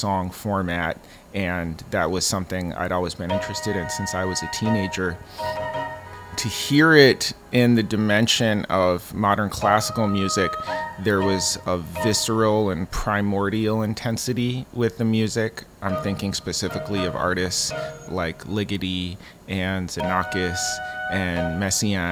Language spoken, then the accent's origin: English; Minneapolis, Minnesota, United States; moved away as an adult; also born or lived in Mexico City, Mexico; I'm originally from the Twin Cities. I lived there until I was 21, although I spent a bit of time in Mexico City as well from age 10 to 12.